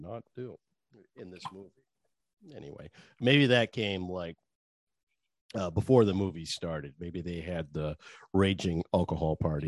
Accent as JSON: {"language": "English", "region": "Maine", "country": "United States", "accent": "Maine", "said": "I gotta move out your way just to get rid of my main accent"}